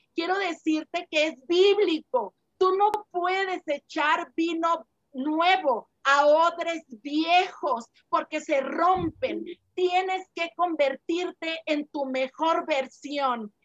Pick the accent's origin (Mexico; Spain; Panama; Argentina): Mexico; now in Guadalajara, Mexico; yo no soy de Guadalajara, soy de otro estado, de aquí de, de México.